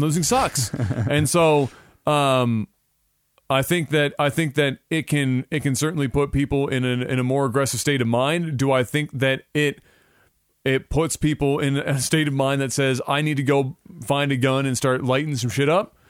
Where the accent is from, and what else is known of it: Canada